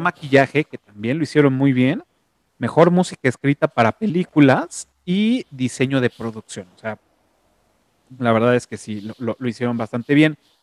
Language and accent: Spanish; Mexico; soy orgullosamente mexicano